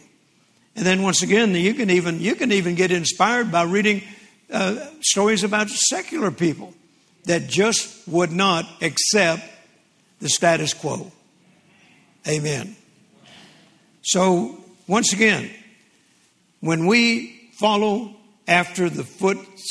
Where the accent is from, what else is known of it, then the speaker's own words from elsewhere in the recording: Vicksburg, Mississippi, United States; I was born in 1946 in Vicksburg, Mississippi, December the 24th